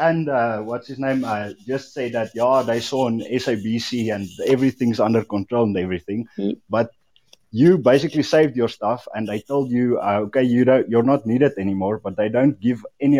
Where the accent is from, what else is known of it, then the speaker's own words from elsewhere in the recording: Free State, South Africa; I'm from the Free State. I'm involved with farming community and everything